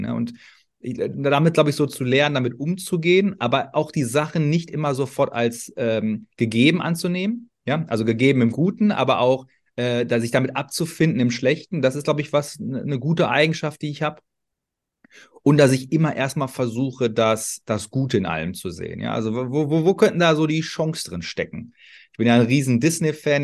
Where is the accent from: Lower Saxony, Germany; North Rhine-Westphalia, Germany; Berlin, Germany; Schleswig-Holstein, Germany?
North Rhine-Westphalia, Germany; Ruhr area; ich komme aus dem Ruhrgebiet, vielleicht hört man